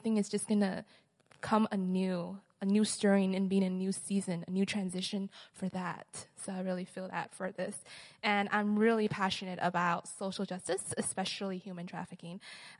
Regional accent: Mexico; I'm originally from Mexico. I'm a second year student as well.

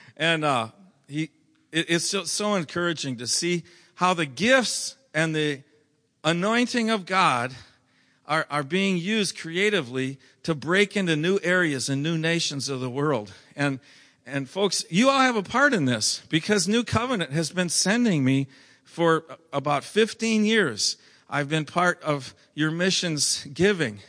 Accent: Minnesota, United States; moved away; I'm from Minnesota

